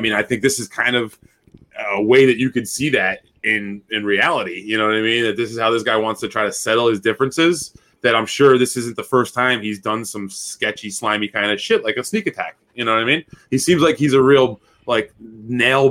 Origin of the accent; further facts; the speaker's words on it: New York, United States; I'm from New York